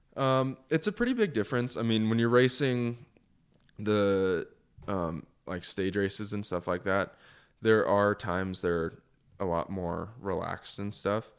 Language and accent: English; United States; as an American going to Europe